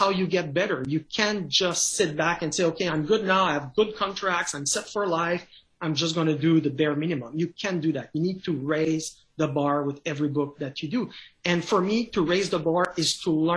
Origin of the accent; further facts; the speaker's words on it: Canada; accent: French Canadian; first language French; English is a second language; my accent, I'm a French Canadian, so I do everything in French. English is a second language to me